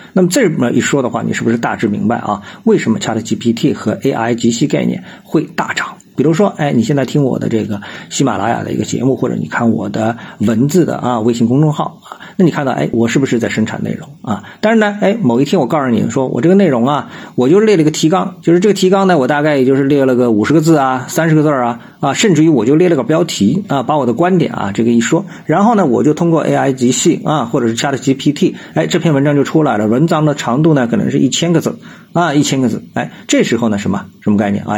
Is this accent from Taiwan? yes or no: no; China; 我们中国人